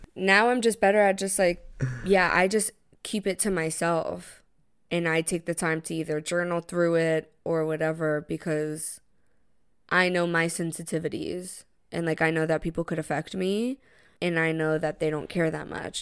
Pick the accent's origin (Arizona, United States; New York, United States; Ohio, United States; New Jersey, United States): New York, United States; being a New Yorker